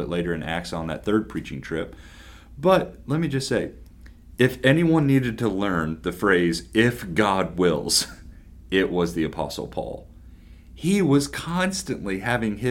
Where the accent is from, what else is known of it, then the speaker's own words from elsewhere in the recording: Lexington, Kentucky, United States; now in Harrisburg, United States; I grew up in Lexington, Kentucky